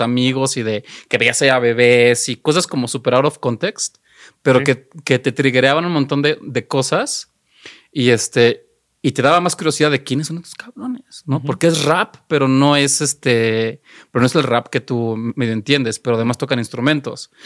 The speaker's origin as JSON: {"language": "Spanish", "town": "Xalapa", "region": "Veracruz", "country": "Mexico", "tie": "born or raised there", "said": "yo soy de Jalapa"}